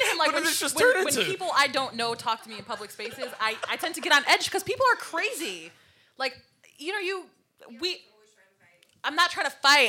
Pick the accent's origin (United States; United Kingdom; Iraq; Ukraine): United States; Waterbury, Connecticut; we grew up in Waterbury, Connecticut, and we know how Waterbury, Connecticut is.